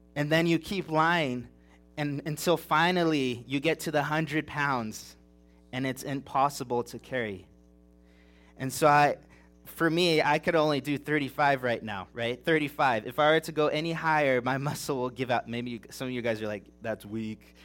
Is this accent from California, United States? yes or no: yes; Big Bear Mountains, California, United States; moved away; I grew up in the Big Bear Mountains in California